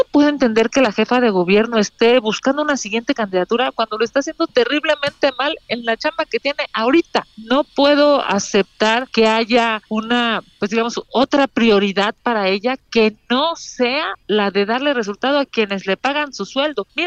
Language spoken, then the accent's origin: Spanish; Mexico City, Mexico; Soy de aquí de la Ciudad de México